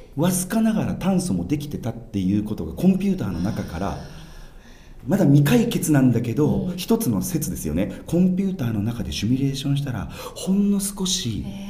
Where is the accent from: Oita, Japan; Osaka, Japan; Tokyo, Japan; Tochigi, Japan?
Oita, Japan; 自分が生まれ育ったこの故郷大分県